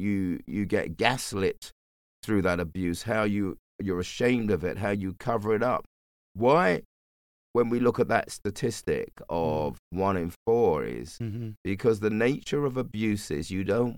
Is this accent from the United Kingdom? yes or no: yes; London, United Kingdom; I grew up in the bush.